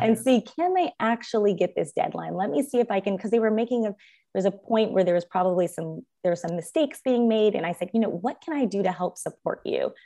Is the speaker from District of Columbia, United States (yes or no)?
no; Los Angeles, California, United States; also born or lived in Stanford University / Harvard Law School; I was born and raised in Los Angeles.